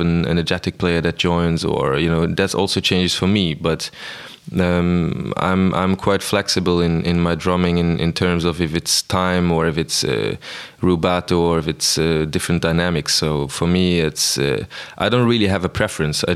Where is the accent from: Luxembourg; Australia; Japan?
Luxembourg; also born or lived in Amsterdam / Brussels; I'm from Luxembourg